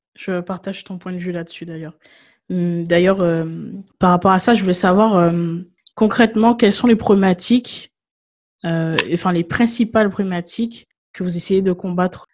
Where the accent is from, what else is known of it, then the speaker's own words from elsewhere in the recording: Guadeloupe; moved away; je viens de Guadeloupe et je me souviens que bah, je vivais encore en Guadeloupe lorsqu'il y a eu la, grève en 2009